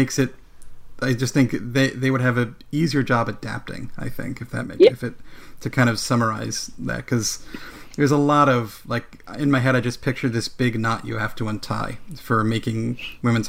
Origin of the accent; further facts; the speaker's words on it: New Jersey, United States; I grew up in New Jersey